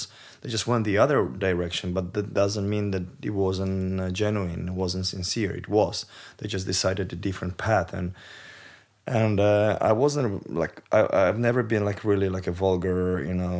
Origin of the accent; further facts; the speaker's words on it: Poland; I was born in Poland. I was raised Catholic